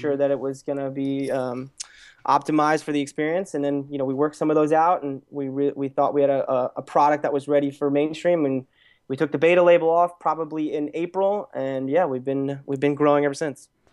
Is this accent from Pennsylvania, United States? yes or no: yes; Lehigh Valley, Pennsylvania, United States; moved away as an adult; now in Los Angeles, United States; I originally grew up in, in Pennsylvania in a place called the Lehigh Valley